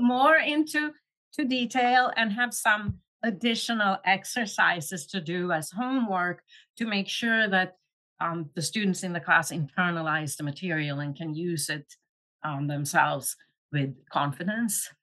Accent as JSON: {"language": "English", "town": "Luleå", "region": "Norrbotten County", "country": "Sweden", "tie": "born or raised there", "moved": "yes", "said": "I grew up in Sweden"}